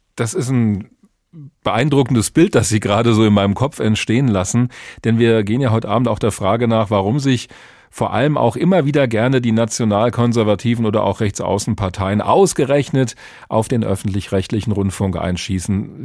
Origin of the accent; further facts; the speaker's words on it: Germany; bei uns in Deutschland